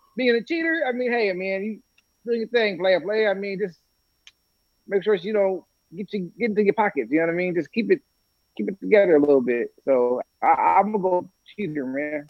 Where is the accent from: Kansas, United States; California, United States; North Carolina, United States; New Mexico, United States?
California, United States; I'm from Cali.